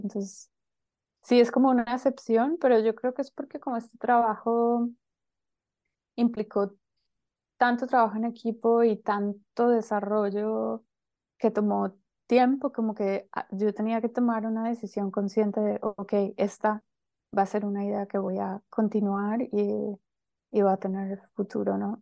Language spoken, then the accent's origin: Spanish; Colombia; moved away as an adult; also born or lived in Barcelona, Spain; now in Berlin, Germany; soy colombiana, em, llevo como 8 o 9 años viviendo en Berlín, antes estaba en Barcelona